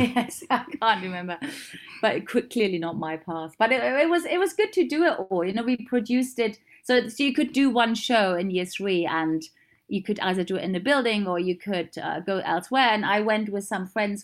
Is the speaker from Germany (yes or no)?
yes; East Germany, Germany; moved away; I grew up in East Germany.